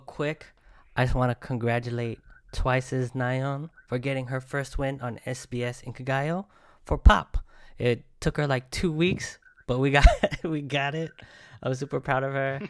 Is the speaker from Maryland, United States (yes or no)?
no; Bay Area, California, United States; I'm from the Bay Area, it sounds like a Bay Area sound